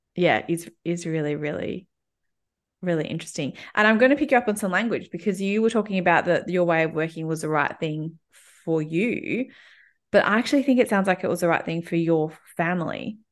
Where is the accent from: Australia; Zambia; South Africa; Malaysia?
Australia; Melbourne, Victoria; In case, in case you haven't picked up, picked up from my accent, I'm, I, I live and have always lived in, um, Melbourne, Australia.